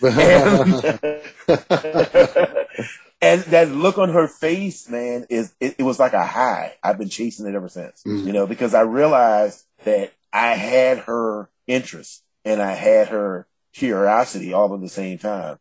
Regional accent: the South, United States; as an African-American man from the South

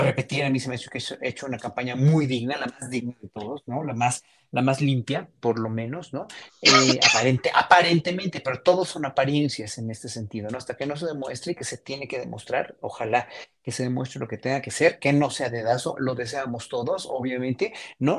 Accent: Mexico; como mexicanos

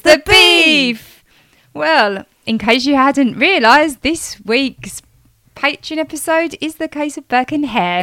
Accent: Essex, East of England, United Kingdom; accent: Essex; my stupid Essex accent

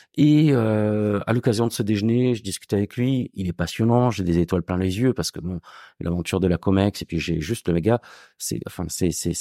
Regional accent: Gard, Occitania, France; also born or lived in Marseille / Montpellier; now in Paris, France; je suis pas marseillais, je suis du sud. Moi, je suis originaire du Gard

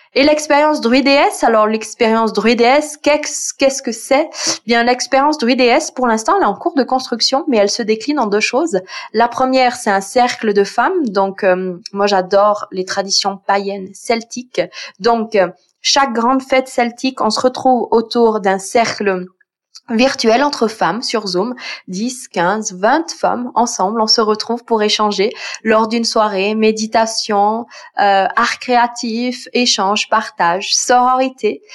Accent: Switzerland; je viens de Suisse

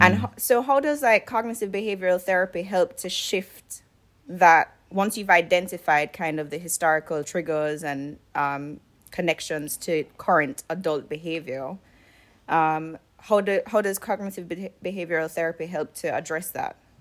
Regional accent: Jamaica; I grew up in Jamaica

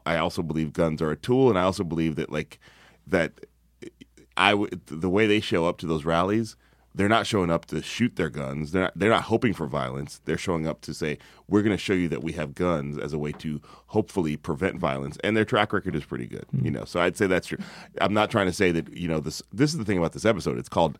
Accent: the South, United States; I'm from the South, you know, I'm as country as it comes.

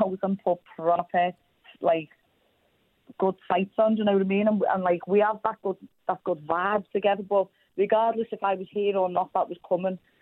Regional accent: Liverpool, North West England, United Kingdom

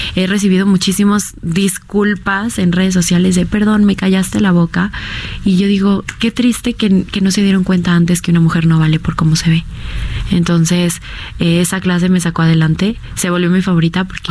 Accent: Mexico; nuestra selección mexicana

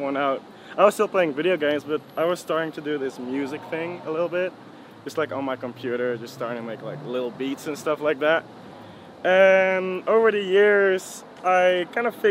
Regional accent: Franeker, Friesland, Netherlands; I was born in the Netherlands, in the north of the Netherlands

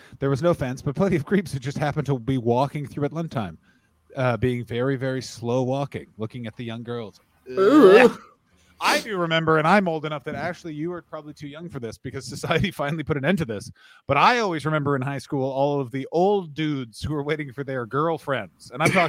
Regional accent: Glasgow, Scotland, United Kingdom; born or raised there

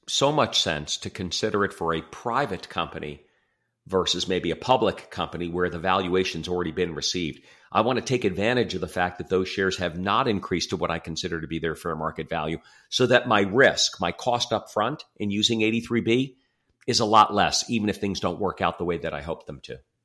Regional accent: Livingston, New Jersey, United States; moved away as an adult; now in Chicago, United States; I grew up in New Jersey, um, Livingston, New Jersey, just outside of New York

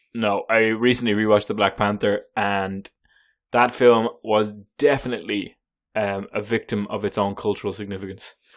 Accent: Ireland; As an Irishman

